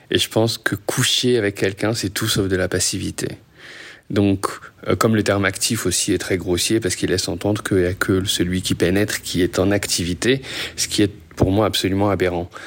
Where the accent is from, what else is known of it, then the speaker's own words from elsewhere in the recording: Paris, Île-de-France, France; also born or lived in Casablanca, Morocco; now in Montreal, Canada; J'ai grandi entre Paris et Casablanca avant de revenir à Paris à 16 et de quitter Paris pour aller à Montréal.